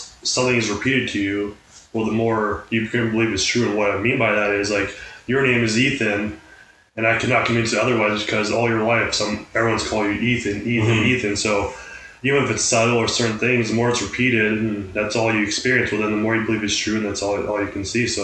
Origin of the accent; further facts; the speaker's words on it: Canada; even as a Canadian